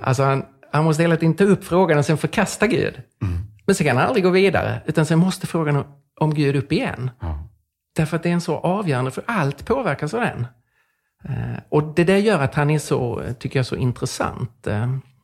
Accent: Lund, Skåne, Sweden; jag växte upp i Lund som är väldigt sekulärt.

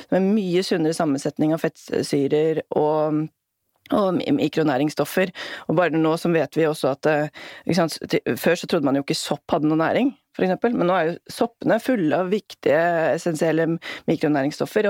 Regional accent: Norway; det er jo det som binder oss hit, altså som nordmenn

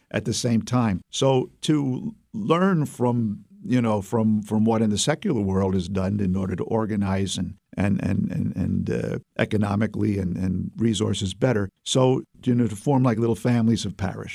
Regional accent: New York City, New York, United States; accent: Brooklyn; now in Albany, United States; I was raised in Brooklyn

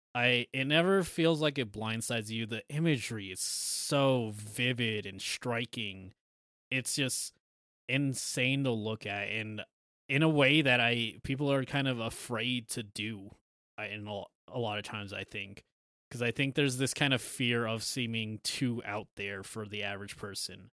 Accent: United States; we're American

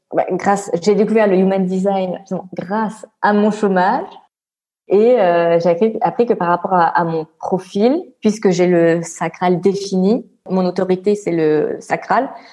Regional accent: Réunion; also born or lived in France; now in Brussels, Belgium; je suis l'île de la Réunion

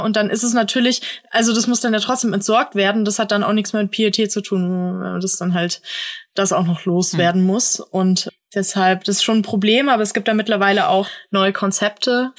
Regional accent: Germany; hier bei uns in Deutschland

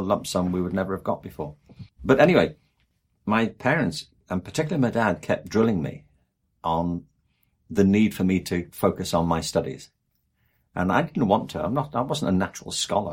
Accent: England, United Kingdom; I'm from England, and there the obsession is with Oxford and Cambridge

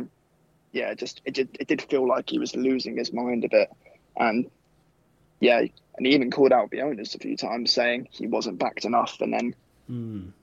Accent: Croydon, London, United Kingdom; I'm from Croydon as well.

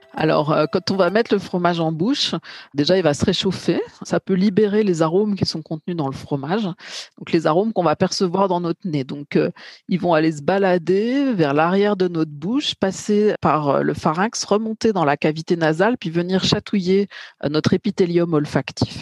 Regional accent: Bourgogne-Franche-Comté, France; je suis plutôt de Bourgogne-Franche-Comté

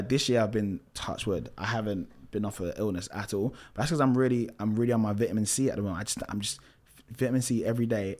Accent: London, United Kingdom; I grew up in Tottenham, which is not the best area to be, to grow up

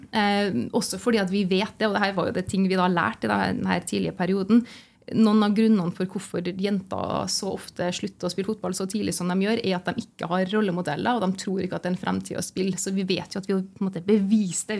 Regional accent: Trondheim, Trøndelag, Norway; moved away as an adult; also born or lived in Lancaster, England; jeg er jo født og oppvokst i Trondheim

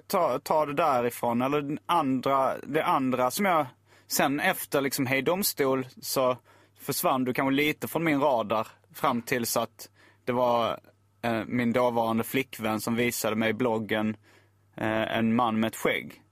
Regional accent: Lund, Skåne, Sweden; also born or lived in Hjärup; jag är uppvuxen i Lund, eller jag bodde där när högstadiet, gymnasiet

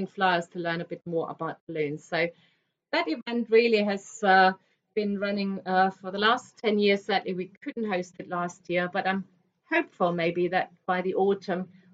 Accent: Germany; moved away; I'm originally from Germany

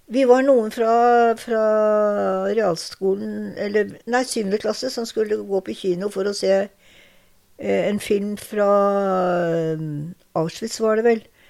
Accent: Larvik, Vestfold, Norway; moved away as an adult; now in Drammen, Norway; Jeg er født i Larvik. Og oppvokst på et lite tettsted rett utenfor Larvik

